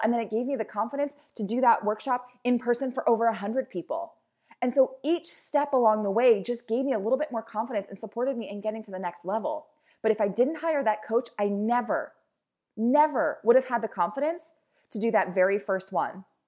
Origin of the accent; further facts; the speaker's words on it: Baltimore, Maryland, United States; I'm a girl from Baltimore.